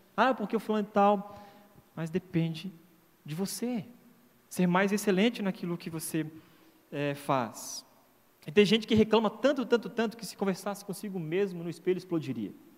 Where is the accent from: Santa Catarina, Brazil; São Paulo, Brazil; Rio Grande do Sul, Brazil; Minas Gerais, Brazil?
Santa Catarina, Brazil; moved away as an adult; eu sou de Santa Catarina